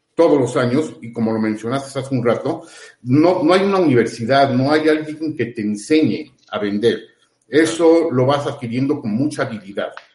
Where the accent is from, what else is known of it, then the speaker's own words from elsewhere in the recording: Puebla, Mexico; acá somos de Puebla